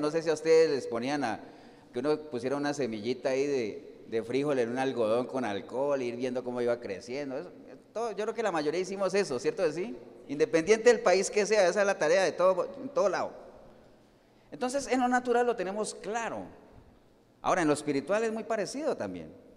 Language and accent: Spanish; Colombia; moved away; Yo estoy hoy en Cartago, pero yo no soy ni de Cartago. Además, usted dirá, ah, usted es de San José, tampoco. Yo soy colombiano